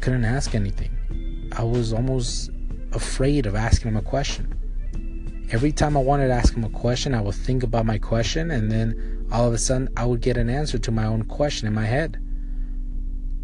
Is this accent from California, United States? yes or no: yes; Palmdale, California, United States; I'm from Palmdale, California, so it's about an hour drive